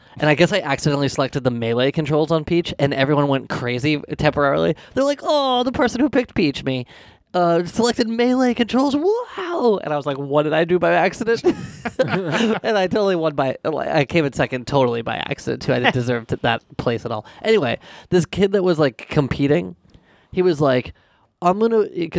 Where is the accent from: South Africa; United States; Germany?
United States; New England; I'm from New England, yeah, so I will start by paying attention to the New England team